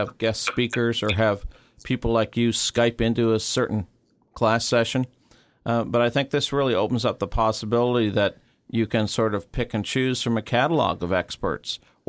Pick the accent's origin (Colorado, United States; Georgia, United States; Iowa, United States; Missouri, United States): Missouri, United States; St. Louis; I can remember growing up in St. Louis watching educational TV.